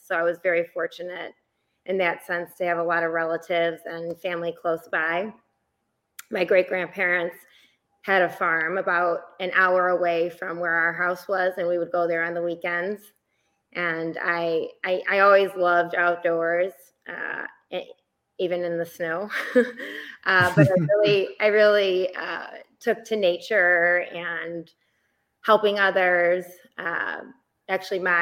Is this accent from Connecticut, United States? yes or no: no; Chicago, Illinois, United States; I was born and raised in Chicago, Illinois